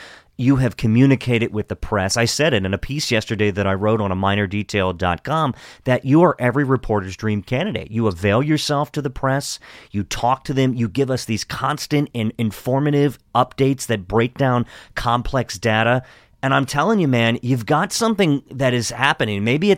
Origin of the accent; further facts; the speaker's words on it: Hagerstown, Maryland, United States; I grew up in Hagerstown, but Baltimore City is everything to us Marylanders.